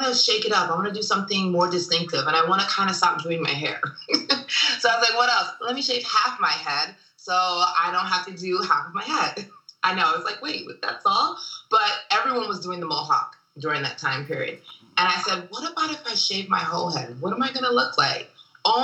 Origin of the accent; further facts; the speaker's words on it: Nigeria; also born or lived in Germany / London / Paris / Philadelphia; now in Los Angeles, United States; I was born in Germany. I'm Nigerian, born in Germany, lived in Nigeria, London, and Paris. From Philly before I got to LA.